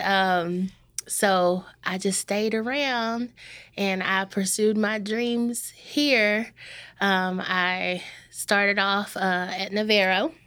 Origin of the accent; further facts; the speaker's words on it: Corsicana, Texas, United States; I am born and raised in Corsicana.